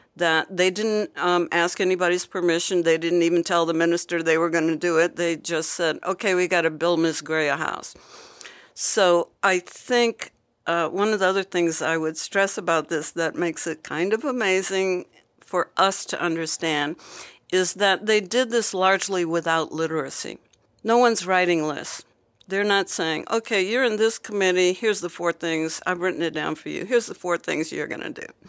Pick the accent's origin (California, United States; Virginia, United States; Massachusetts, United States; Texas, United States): Virginia, United States; Hampton; my hometown in Virginia, Hampton